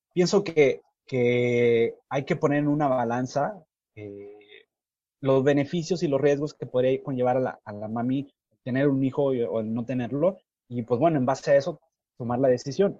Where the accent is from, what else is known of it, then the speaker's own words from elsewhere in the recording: Nuevo Laredo, Tamaulipas, Mexico; yo soy de Nuevo Laredo